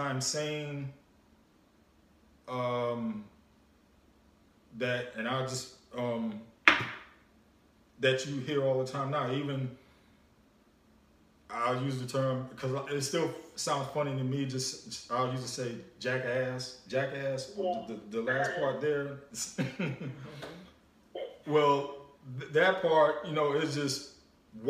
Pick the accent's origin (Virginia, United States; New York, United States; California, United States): New York, United States; growing up in New York, growing up around the environment I was